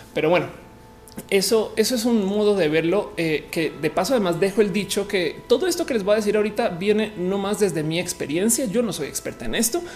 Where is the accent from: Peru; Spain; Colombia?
Colombia; moved away; also born or lived in Mexico; yo soy colombiana y que iba a Bogotá a estudiar